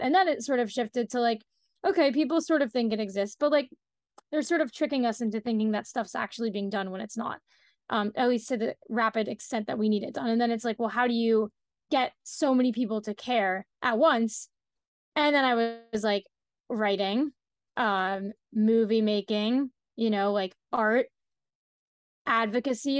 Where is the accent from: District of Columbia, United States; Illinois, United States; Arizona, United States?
District of Columbia, United States; Washington; I'm from Washington, D C, so I don't even live in New York. I live in D C